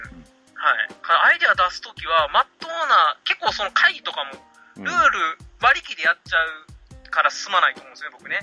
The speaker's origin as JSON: {"language": "Japanese", "area": "Osaka or Kyoto", "region": "Kansai", "country": "Japan", "tie": "born or raised there", "said": "大阪とか京都出身なんですけど"}